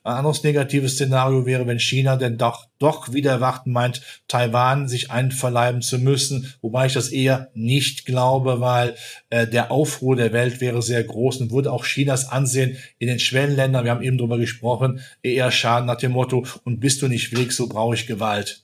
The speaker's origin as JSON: {"language": "German", "area": "near Lützerath", "region": "North Rhine-Westphalia", "country": "Germany", "tie": "born or raised there", "said": "in meiner Heimat nicht weit weg von Lützerath"}